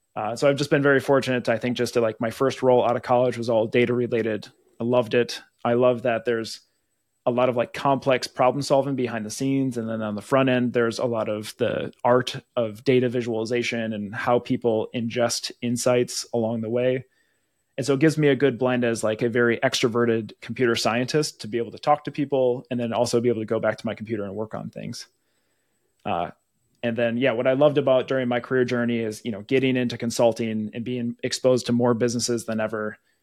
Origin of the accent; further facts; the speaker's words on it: Wisconsin, United States; moved away as an adult; now in Minnesota, United States; Born and raised in Wisconsin